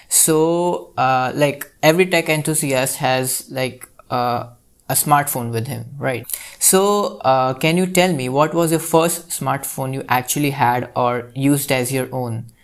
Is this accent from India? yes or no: yes; India; I'm from India.